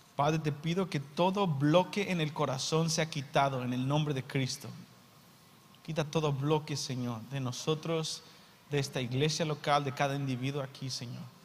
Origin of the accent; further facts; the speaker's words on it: Mexico; Soy mexicano